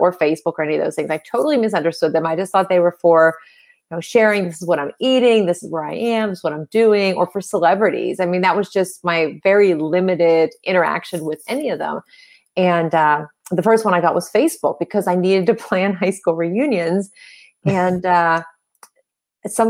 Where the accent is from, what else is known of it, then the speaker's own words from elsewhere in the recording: Pittsburgh, Pennsylvania, United States; I'm from Pittsburgh, Pennsylvania